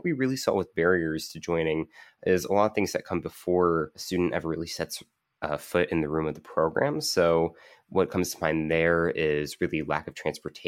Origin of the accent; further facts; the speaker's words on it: Kentucky, United States; To where my home state of Kentucky, that's a very big issue.